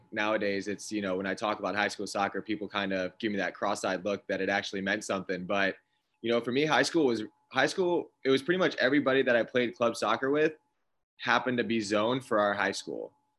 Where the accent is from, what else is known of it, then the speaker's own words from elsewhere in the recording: Safety Harbor, Florida, United States; now in Tampa, United States; Safety Harbor is where I grew up. Tampa is definitely home now. And I've been like a downtown South Tampa guy for, you know, ever since I left college. So Tampa's home now, but I grew up in Safety Harbor.